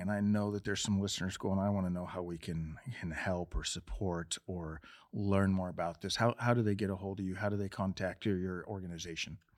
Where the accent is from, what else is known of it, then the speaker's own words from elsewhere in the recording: Montana, United States; I'm from Montana, too